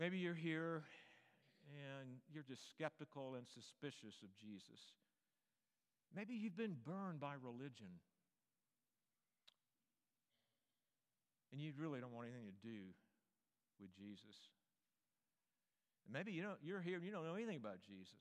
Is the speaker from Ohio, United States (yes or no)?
no; Greensboro, North Carolina, United States; now in Little Rock, United States; my hometown, Greensboro, North Carolina